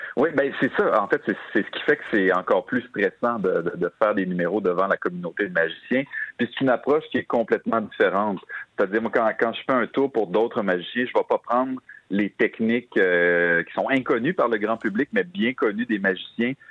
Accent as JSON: {"language": "French", "town": "Quebec City", "region": "Quebec", "country": "Canada", "tie": "born or raised there", "said": "dans ma ville natale"}